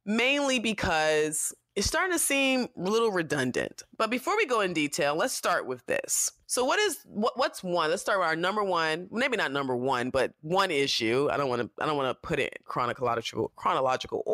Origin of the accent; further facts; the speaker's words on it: United States; as an American